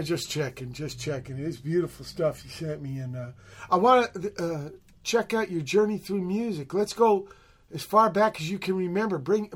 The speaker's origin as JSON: {"language": "English", "town": "San Pedro", "region": "California", "country": "United States", "tie": "born or raised there", "said": "She went to the same high school I did here in Pedro, maybe a year or two behind me."}